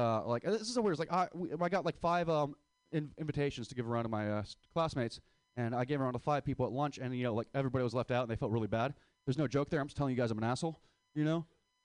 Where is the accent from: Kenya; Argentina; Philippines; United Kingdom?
Philippines; And it goes back to the joke about saying how I hate being Filipino.